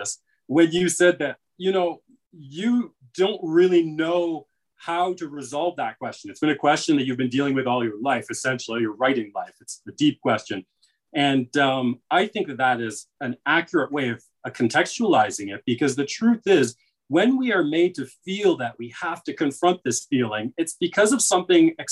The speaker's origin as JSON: {"language": "English", "country": "Canada", "said": "I have American family, and I see how they are African-American, you know, in ways that I am not, because I'm Canadian"}